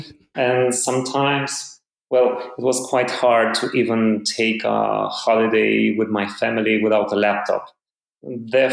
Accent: Romania; I'm from Romania in Eastern Europe. I live in Bucharest, the capital

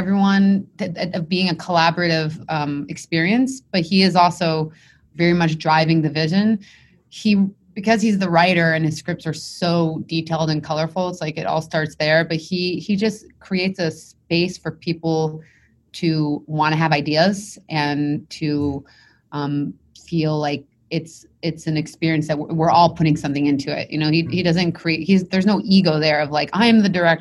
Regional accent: Montreal, Quebec, Canada; I'm from Montreal. So we have something called CJEP, which is 2 years of college after high school

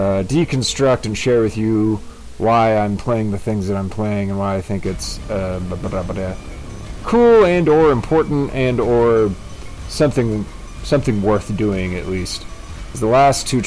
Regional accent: California, United States

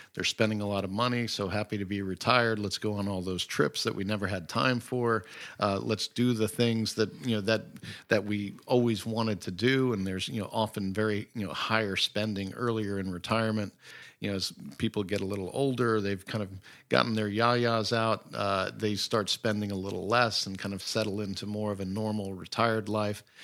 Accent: Great Falls, Virginia, United States; also born or lived in Jersey City, New Jersey; I grew up in Great Falls, Virginia

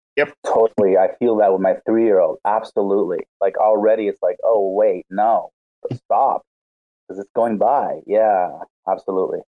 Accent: Argentina; I I am sorry for all us Argentinians here

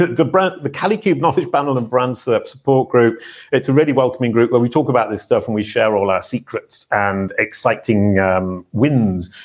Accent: Yorkshire moors, north of England, Yorkshire and the Humber, United Kingdom; born or raised there

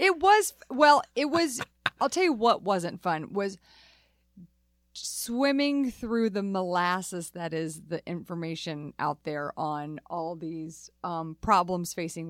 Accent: California, United States; As a Californian

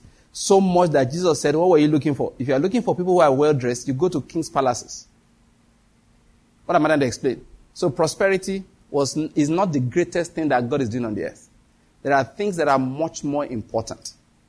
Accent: Owo, Ondo, Nigeria; born there; also born or lived in Benin; In case you want to know, I was born in Owo, in Ondo State. I believe that's where my father and my mother were born too.

